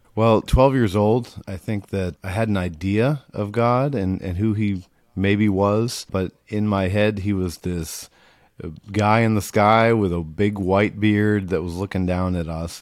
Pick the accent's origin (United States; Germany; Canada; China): United States; Rutland, Massachusetts; I grew up in, uh, small town Massachusetts, a small town called, uh, Rutland, New England